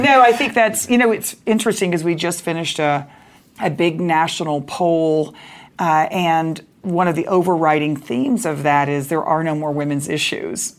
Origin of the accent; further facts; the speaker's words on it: Dallas, Texas, United States; I grew up in Dallas, Texas